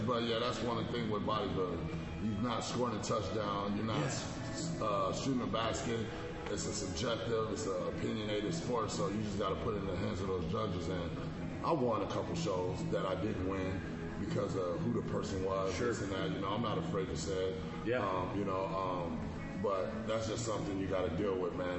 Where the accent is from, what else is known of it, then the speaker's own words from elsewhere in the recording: Avondale, Arizona, United States; now in Minnesota, United States; grew up in Avondale, Arizona.